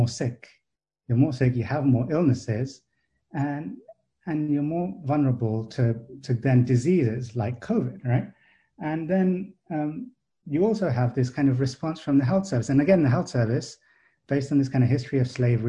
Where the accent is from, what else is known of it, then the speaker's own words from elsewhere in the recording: England, United Kingdom; as a child growing up in England